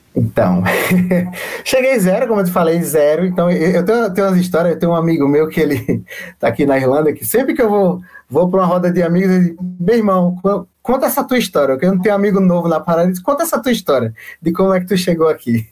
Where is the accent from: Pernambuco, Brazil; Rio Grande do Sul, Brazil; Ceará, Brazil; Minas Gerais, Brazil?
Pernambuco, Brazil; Recife; moved away as an adult; now in Cork, Ireland; eu também sou, sou de Recife, eu venho daí